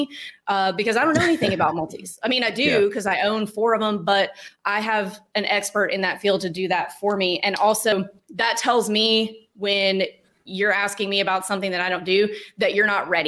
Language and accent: English; Starkville, Mississippi, United States; I'm from Starkville, Mississippi. It's a town of 20,000 people